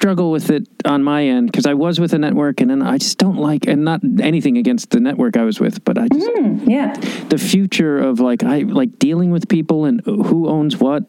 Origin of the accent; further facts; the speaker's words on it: Chicago, Illinois, United States; but I'm from Chicago